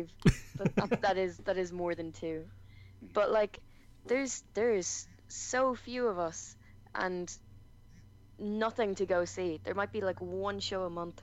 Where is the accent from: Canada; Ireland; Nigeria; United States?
Ireland; Dublin, Leinster; where I'm from in like Dublin is considered the like dangerous part of Dublin, and I try and keep the accent like to a minimum